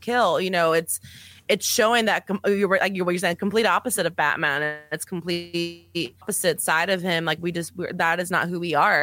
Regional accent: El Paso, Texas, United States; I'm from El Paso, Texas, and I grew up on the border. I'm Mexican American

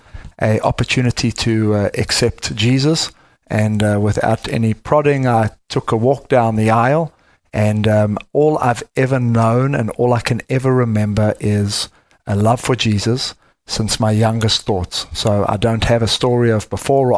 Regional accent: South Africa; now in Texas, United States; I am from the deep south, as you can hear. I am from South Africa

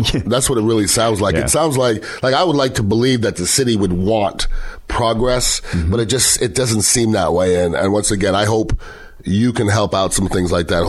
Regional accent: Montreal, Quebec, Canada; now in Bay Area, United States; I'm from Montreal, Canada, which is one of the more beautiful cities.

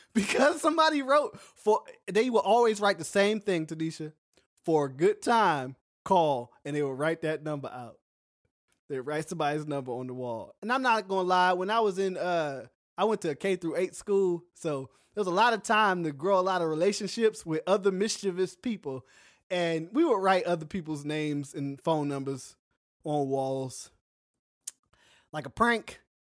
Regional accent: United States; moved away as an adult; also born or lived in the South; now in South Korea; I'm American

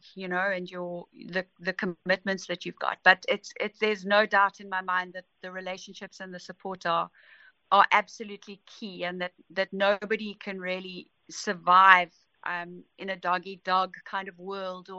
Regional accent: Pietermaritzburg, KwaZulu-Natal, South Africa; I grew up in Pietermaritzburg

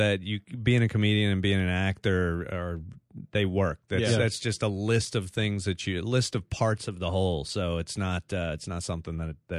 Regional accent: Dallas, Texas, United States; accent: Texas; now in New York, United States; I'm from Texas

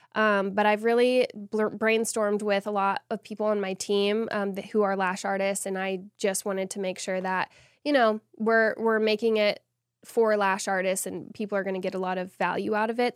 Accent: Austin, Texas, United States; the first event of its kind in Texas, and I'm so excited to be bringing it to my hometown

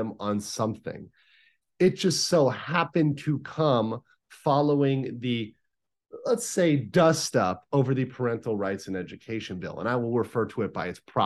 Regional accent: Miami, Florida, United States; as a kid who grew up in Florida, I'm from Miami, Florida. I grew up there, went to public schools

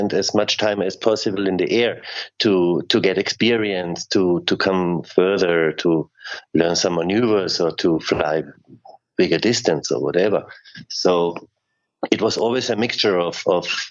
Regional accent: Klagenfurt, Carinthia, Austria; Klagenfurt is my hometown

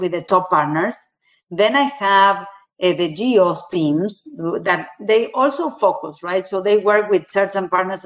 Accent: Argentina; also born or lived in Brazil; I was born in Argentina, 40 years of my career working in Latin America, Argentina, living in Argentina, Brazil

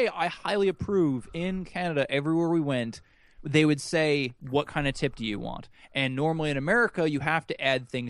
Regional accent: United States; I am American

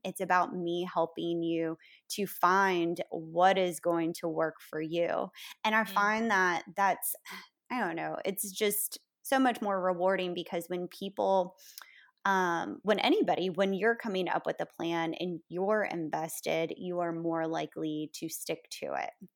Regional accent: Florida, United States; now in New Orleans, United States; I grew up in a small town in Florida

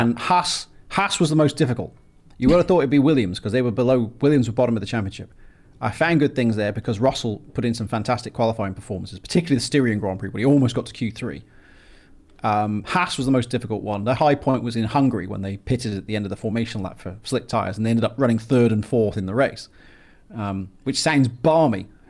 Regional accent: England, United Kingdom; now in United States; I was born in England and I live in America

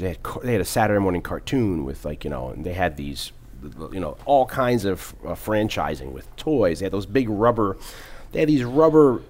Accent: New Haven, Connecticut, United States; moved away; I'm from the New Haven area

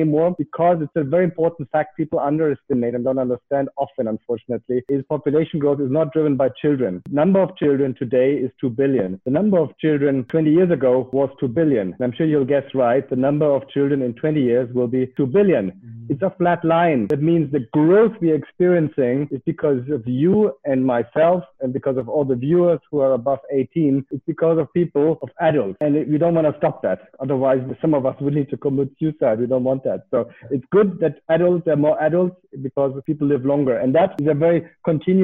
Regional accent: Germany; moved away as an adult; also born or lived in United States / Indonesia / Africa; I live in Europe. I am from Germany initially.

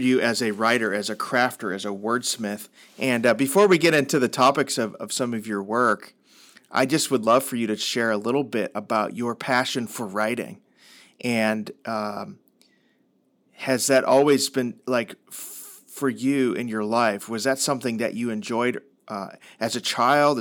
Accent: Midwest, United States; I grew up in the Midwest

